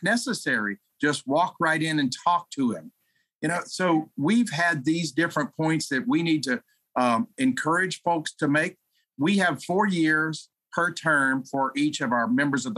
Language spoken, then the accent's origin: English; Louisiana, United States; I'm from Louisiana